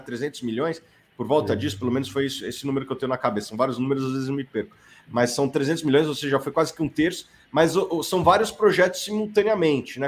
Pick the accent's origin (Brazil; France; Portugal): Brazil; São Paulo; Aqui em São Paulo, eu sou de São Paulo